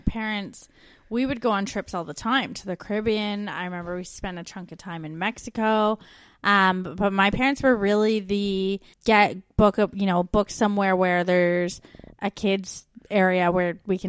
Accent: Canada; now in Australia

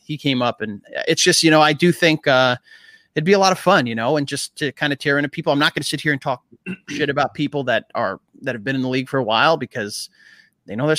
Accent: New York, United States; moved away as an adult; now in New Jersey, United States; I'm from Queens as well.

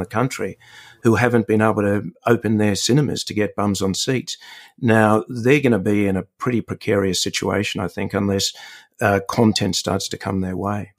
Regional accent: Sydney, New South Wales, Australia; it's my hometown

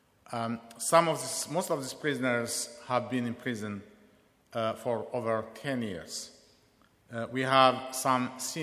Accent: Eritrea; now in London, United Kingdom; I'm from Eritrea, currently living in London

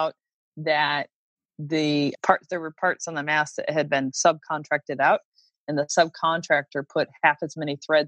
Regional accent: Port Huron, Michigan, United States; I'm Midwest, you know, middle class. And we have wonderful yacht clubs. And you know, I think about my hometown yacht club, Port Huron, Michigan

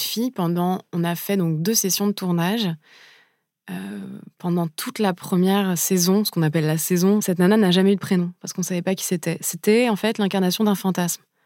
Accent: Paris, Île-de-France, France; j'ai grandi à Paris

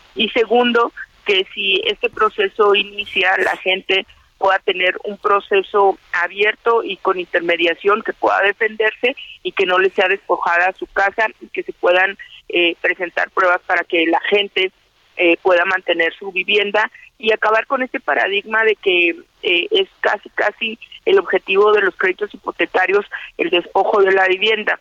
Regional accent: Ciudad Juárez, Chihuahua, Mexico; yo soy de Ciudad Juárez, soy diputada por Ciudad Juárez

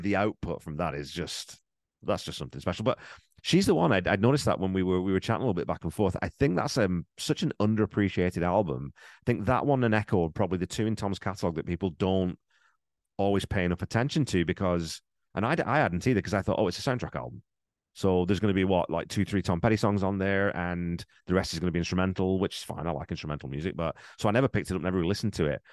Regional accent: England, United Kingdom; growing up in England, I knew …

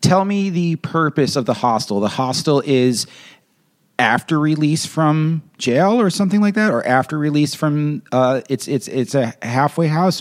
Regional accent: United States; as an American

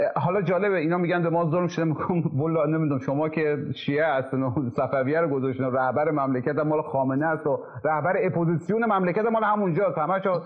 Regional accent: Khorasan, Iran; accent: Khorasani Persian; first language Khorasani Persian; moved away; زبان مادری ما مثلا فارسی خراسانی

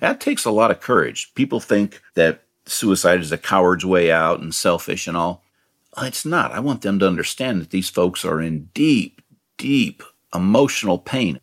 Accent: Marin County, California, United States; I grew up in Marin County

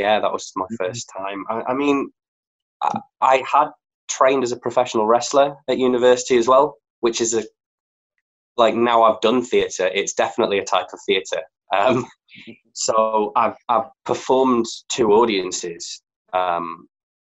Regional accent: Leeds, Yorkshire and the Humber, United Kingdom; moved away as an adult; also born or lived in Bath; I'm from Leeds, if you can't tell by the accent

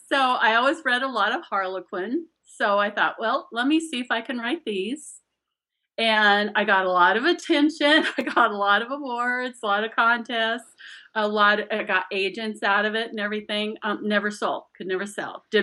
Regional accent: Scotland, United Kingdom; 20, yeah, I'm I'm Scottish, so I'm stubborn as hell.

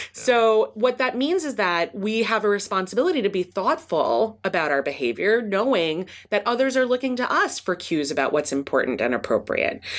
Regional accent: East Coast, United States; moved away as an adult; also born or lived in Midwest; now in California, United States; I grew up on the East Coast and then did my P H D in the Midwest and then came to California

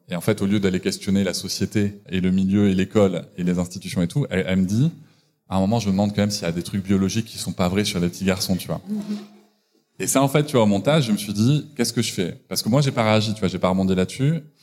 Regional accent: Bordeaux, Nouvelle-Aquitaine, France; je suis de Bordeaux

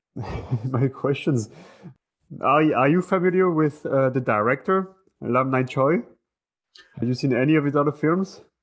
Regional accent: France; that's where I'm from. I'm from France

